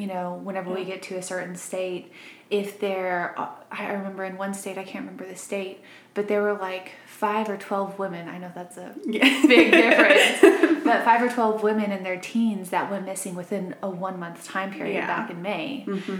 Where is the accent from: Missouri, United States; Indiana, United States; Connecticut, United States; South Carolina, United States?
Missouri, United States; also born or lived in Arkansas; now in Huntsville, Alabama, United States; I'm originally from Arkansas. Then I grew up in Missouri.